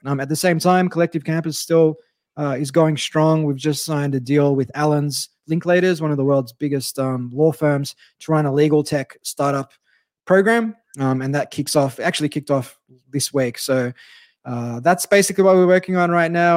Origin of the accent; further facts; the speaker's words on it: Australia; as an Aussie who only took up surfing three years ago